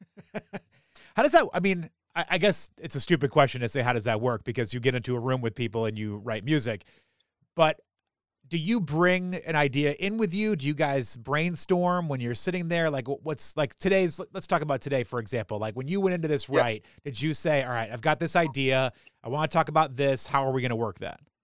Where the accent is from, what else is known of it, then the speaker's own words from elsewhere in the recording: New England, United States; I grew up in New England